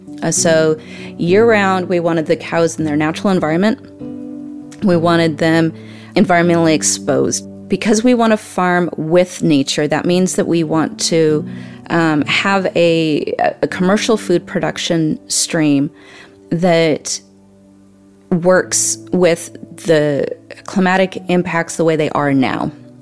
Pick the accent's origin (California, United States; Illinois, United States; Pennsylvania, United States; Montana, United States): Montana, United States; So my background isn't in dairy. I grew up in the mountains. I'm originally from Montana, on the Canadian border, and we traveled a lot. I was raised on Indian reservations as well